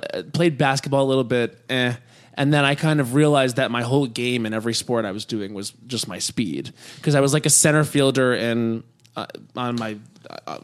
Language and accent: English; Long Island, New York, United States; On Long Island. Uh-huh. Yeah, and so I grew up there